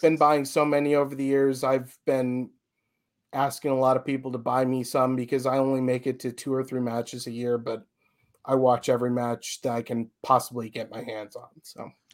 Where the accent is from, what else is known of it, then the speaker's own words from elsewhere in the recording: a suburb of Chicago, Illinois, United States; moved away as an adult; now in Florida, United States; I actually grew up in a suburb of Chicago